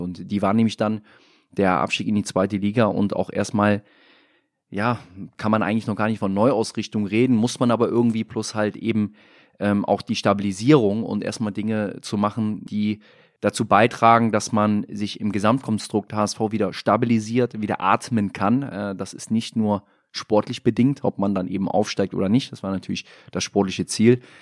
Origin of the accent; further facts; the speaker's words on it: Mönchengladbach, North Rhine-Westphalia, Germany; moved away as an adult; now in Hamburg, Germany; weiß ich, wo ich herkomme, bin auch gerne in Mönchengladbach, Lürrip bei meiner Tante in der Kneipe mit meinen alten Weggefährten